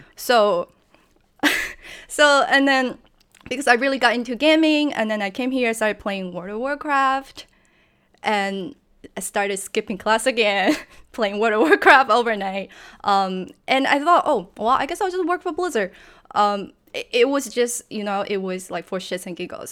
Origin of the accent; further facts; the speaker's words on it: China; English is a second language; moved away; also born or lived in San Francisco; I'm from China, and back when I was growing up, video game was kinda banned